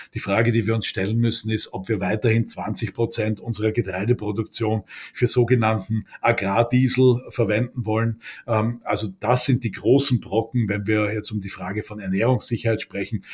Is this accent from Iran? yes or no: no; Austria; bei uns in Österreich